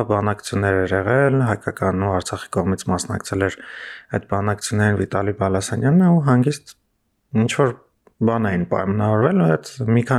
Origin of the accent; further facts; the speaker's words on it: Armenia; որ Հայաստանից ենք